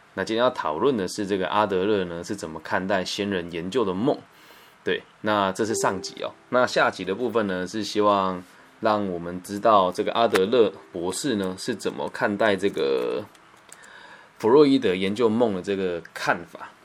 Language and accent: Chinese; Puyan, Changhua County, Taiwan; moved away; 我的老家，在彰化浦盐一个小乡村里面